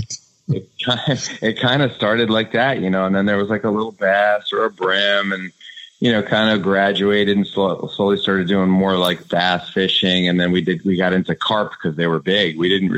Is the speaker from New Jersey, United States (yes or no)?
no; Rockland County, New York, United States; I grew up in Rockland County, which is 20 minutes north of Manhattan